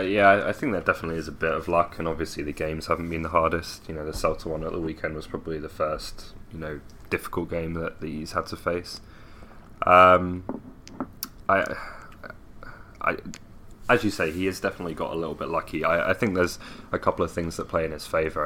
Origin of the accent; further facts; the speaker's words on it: Milton Keynes, South East England, United Kingdom; my hometown of Milton Keynes